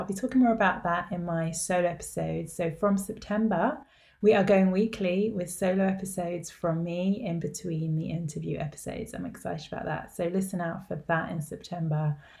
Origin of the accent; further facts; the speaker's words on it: London, United Kingdom; I grew up in London with Safaadi Israeli mother